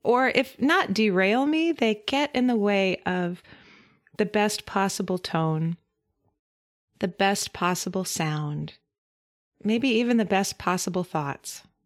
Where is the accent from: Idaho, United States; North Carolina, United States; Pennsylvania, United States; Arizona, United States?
Idaho, United States; Idaho Falls; moved away; my hometown of Idaho Falls, Idaho